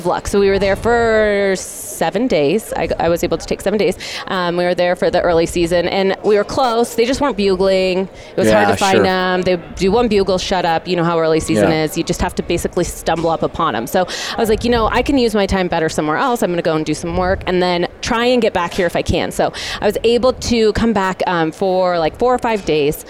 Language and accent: English; Oregon, United States; moved away as an adult; now in Utah, United States; I'm born and raised in Oregon, from Oregon.